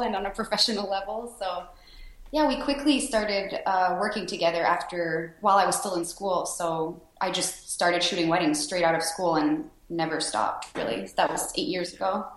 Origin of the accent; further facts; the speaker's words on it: Sherbrooke, Quebec, Canada; My home city is Sherbrooke, Quebec. It's a small city about an hour and a half outside of Montreal. So that's where I was born and raised.